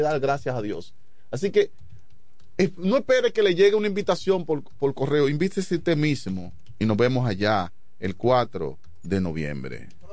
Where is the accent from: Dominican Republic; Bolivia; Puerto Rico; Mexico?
Dominican Republic; yo me crié en Chabón